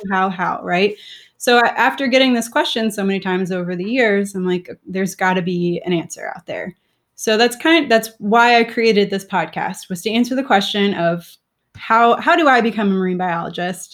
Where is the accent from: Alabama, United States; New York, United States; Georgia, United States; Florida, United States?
Florida, United States; South; I grew up in South Florida